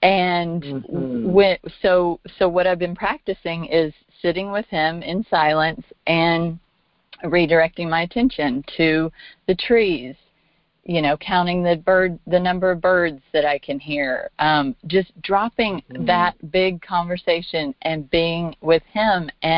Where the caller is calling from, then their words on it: Arkansas, United States; I'm actually in Arkansas.